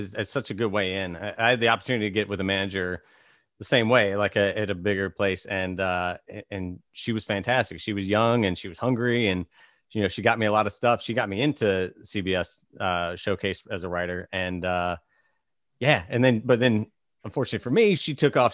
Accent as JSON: {"language": "English", "region": "Virginia", "country": "United States", "tie": "born or raised there", "moved": "yes", "lives_now": "Los Angeles, United States", "said": "I grew up in Virginia"}